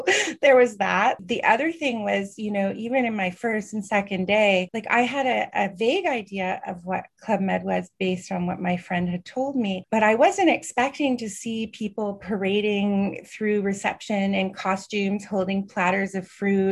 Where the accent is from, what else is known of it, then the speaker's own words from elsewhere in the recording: Canada; also born or lived in Montreal; I'm Canadian